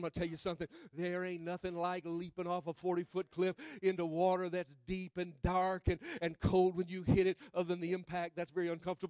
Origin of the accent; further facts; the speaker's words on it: Mississippi, United States; I'm from Mississippi